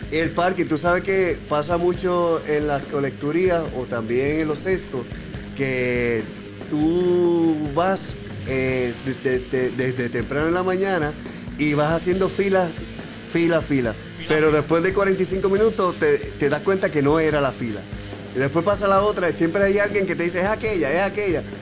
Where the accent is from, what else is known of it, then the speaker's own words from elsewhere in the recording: San Juan, Puerto Rico; yo soy de Coupey